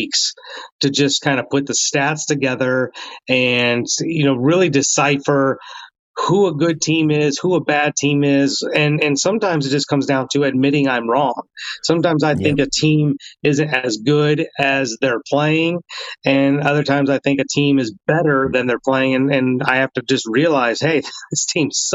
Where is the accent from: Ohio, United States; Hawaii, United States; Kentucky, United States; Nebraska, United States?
Ohio, United States; near Cincinnati; I grew up near Cincinnati